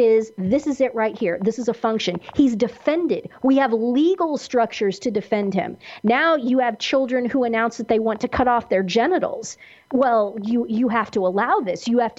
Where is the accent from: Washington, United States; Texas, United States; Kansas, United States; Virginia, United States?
Kansas, United States; where I grew up in Kansas